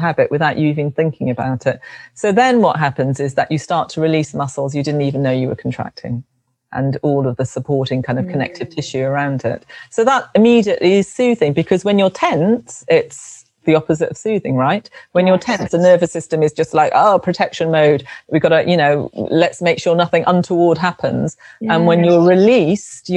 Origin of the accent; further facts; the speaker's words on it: London, United Kingdom; I was brought up in London, in South London